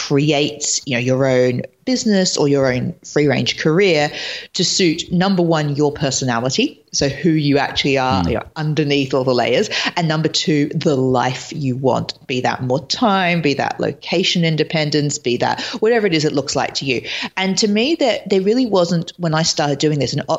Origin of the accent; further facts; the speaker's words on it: Australia; moved away as an adult; also born or lived in London / Los Angeles; now in New York, United States; I lived in London for years. I'm originally from Australia, and I moved to LA last year, and now I'm in New York